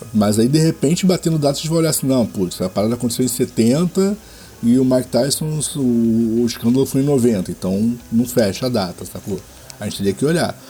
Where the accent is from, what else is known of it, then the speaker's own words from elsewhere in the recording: Rio de Janeiro, Brazil; eu sou carioca